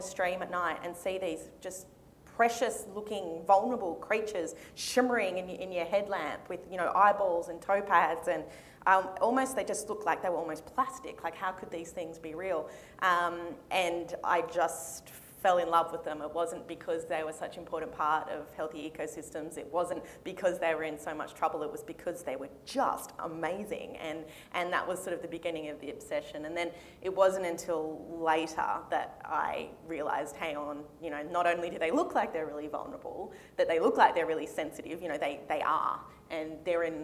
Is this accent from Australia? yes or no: yes; Sydney, New South Wales, Australia; moved away as an adult; also born or lived in Townsville, Australia; I grew up in Sydney